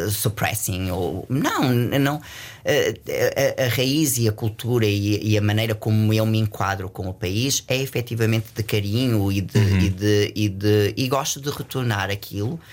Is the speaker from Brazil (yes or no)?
no; Portugal; Eu digo sempre que, que eu sou português.